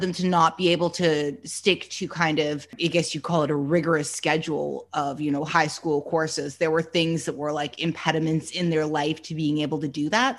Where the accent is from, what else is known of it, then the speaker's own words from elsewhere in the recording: Canada; moved away; I'm from Canada originally